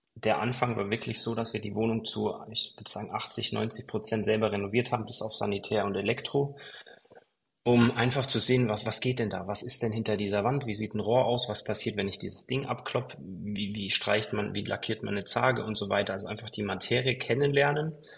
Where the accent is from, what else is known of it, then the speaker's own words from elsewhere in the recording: Kempten, Bavaria, Germany; moved away as an adult; also born or lived in Dubai / Mallorca; ich komme aus Kempten, das ist ein 80.000 Einwohner Dorf, ähm, Stadt